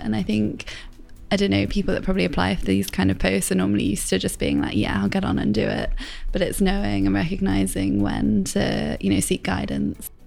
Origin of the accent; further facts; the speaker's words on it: Plymouth, South West England, United Kingdom; moved away as an adult; also born or lived in Cheltenham / London; now in Birmingham, United Kingdom; I am from Plymouth.